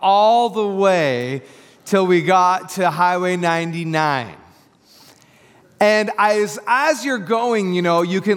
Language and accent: English; Tri-Cities, Washington, United States; moved away as an adult; now in Portland, United States; we are from the Tri-Cities. And if you don't know anything about the Tri-Cities, Washington, there's not a lot of traffic there